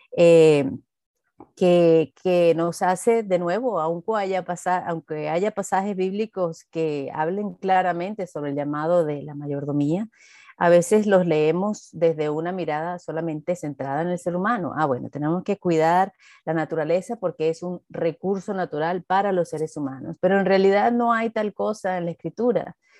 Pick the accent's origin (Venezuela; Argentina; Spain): Venezuela